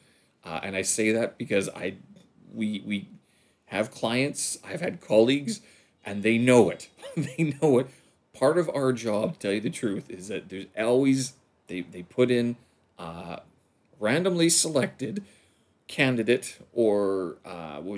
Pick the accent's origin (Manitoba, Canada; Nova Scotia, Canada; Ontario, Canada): Manitoba, Canada; Winnipeg; moved away; my hometown of Winnipeg